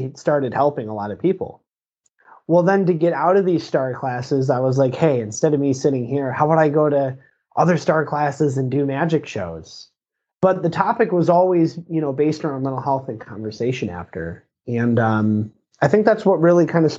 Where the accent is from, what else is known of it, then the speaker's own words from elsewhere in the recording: Lake Orion, Michigan, United States; Born and raised in Michigan, right in Lake Orion.